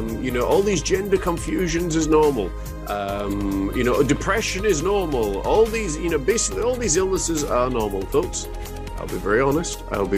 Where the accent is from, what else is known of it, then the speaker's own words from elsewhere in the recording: Huddersfield, Yorkshire and the Humber, United Kingdom; I'm actually originally from England, in the Midlands, in Huddersfield